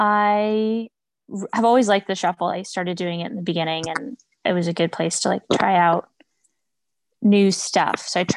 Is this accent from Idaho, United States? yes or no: yes; Boise, Idaho, United States; moved away as an adult; also born or lived in Moscow, Idaho; now in Washington, DC, United States; I grew up in Idaho. Boise, Idaho, and then I went to college up in Moscow